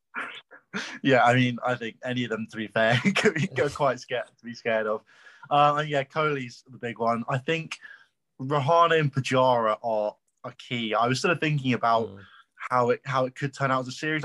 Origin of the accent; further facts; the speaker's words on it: London, United Kingdom; now in Nottingham, United Kingdom; I'm from London